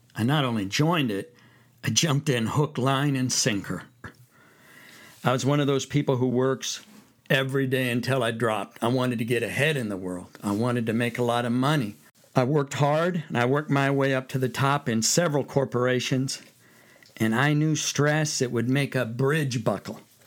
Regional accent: Fresno, California, United States; moved away; I'm from California. California boy.

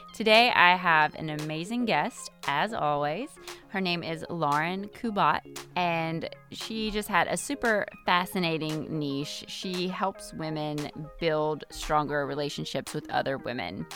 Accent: Georgia, United States; I'm not from Charleston, but I am from Georgia

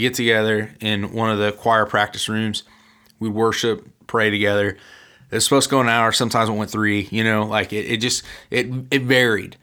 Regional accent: Central Illinois, United States; we're from Central Illinois

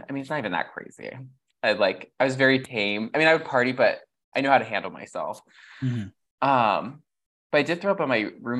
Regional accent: San Jose, California, United States; moved away as an adult; also born or lived in New York; now in Los Angeles, United States; I grew up in San Jose

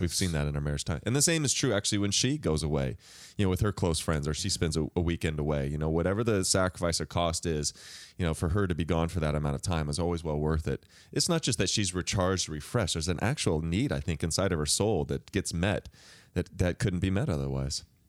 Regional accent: the Northwest, Pacific Northwest, United States; I'm from the Northwest

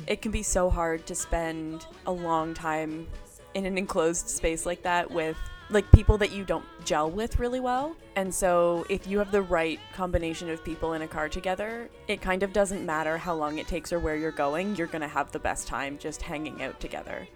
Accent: Ottawa, Ontario, Canada; I grew up in Ottawa

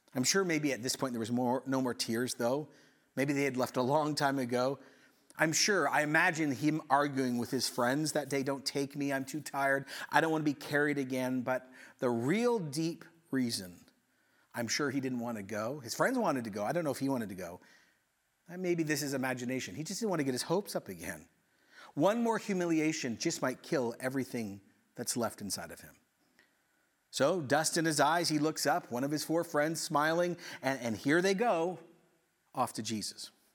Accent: Ecuador; moved away; I grew up in Ecuador

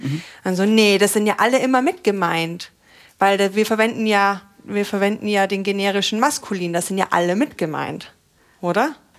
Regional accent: Austria; moved away; ich komme ja eigentlich aus Österreich und da sind mhm. wir noch mal konservativer

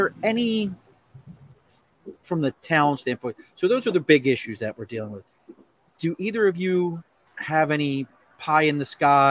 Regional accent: Baltimore, Maryland, United States; now in New York, United States; I grew up in Baltimore

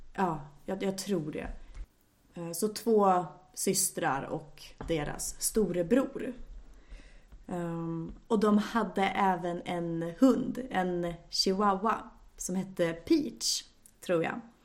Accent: Sweden; also born or lived in Japan; för mig som svensk

